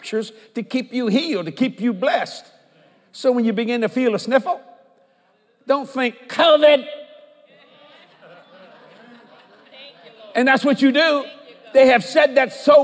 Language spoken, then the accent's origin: English; United States; I'm an American